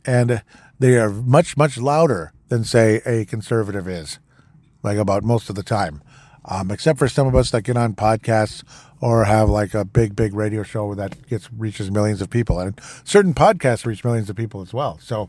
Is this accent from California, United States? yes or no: no; Golden Valley, Minnesota, United States; I'm personally from Golden Valley, Minnesota